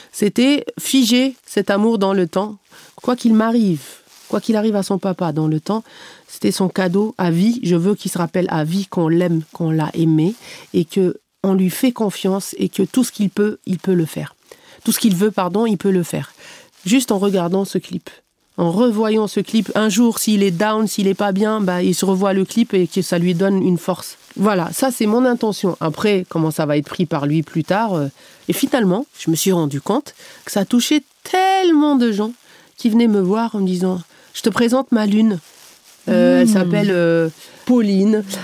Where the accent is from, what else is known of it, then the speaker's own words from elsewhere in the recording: Canada; tous les gens qui perçaient, ils me disaient, tu viens d'où bah, je disais du Canada.